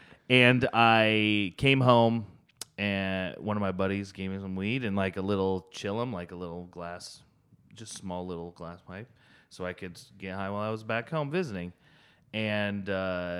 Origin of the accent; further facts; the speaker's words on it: Iowa, United States; now in Pittsburgh, United States; in Iowa, we have lots of space like you guys do, but we like use it